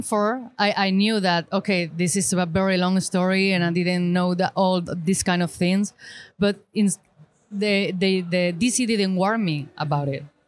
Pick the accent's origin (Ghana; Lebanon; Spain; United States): Spain; Granada, Andalusia; English is a second language; I'm from Spain, Granada, South Spain